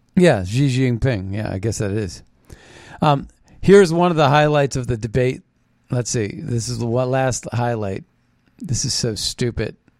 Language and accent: English; Philadelphia, Pennsylvania, United States; moved away; I'm a Philadelphian. I was born in Philadelphia. I know Philly